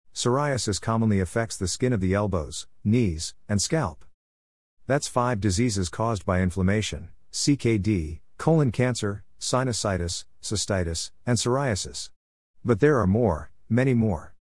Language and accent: English; New York, United States; Growing up in New York